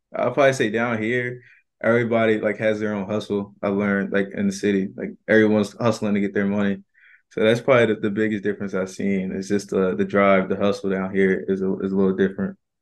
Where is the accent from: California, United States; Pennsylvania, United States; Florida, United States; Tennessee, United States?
Pennsylvania, United States; Philadelphia; moved away as an adult; now in Atlanta, United States; I was born down here in Atlanta, but I moved straight up to the Philadelphia area, like, when I was one month old